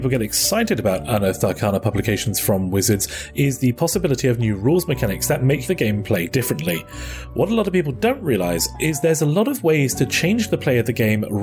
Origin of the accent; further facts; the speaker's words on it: United Kingdom; Well, not particularly, but that's because I'm British, so.